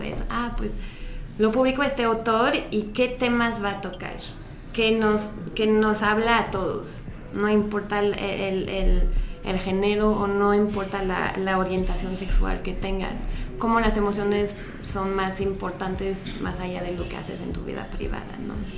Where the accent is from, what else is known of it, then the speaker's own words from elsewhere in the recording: France; now in Mexico; yo soy francesa